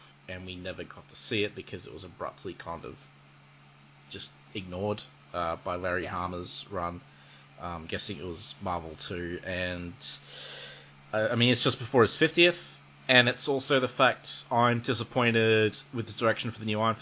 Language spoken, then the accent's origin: English; Australia; I'm from Australia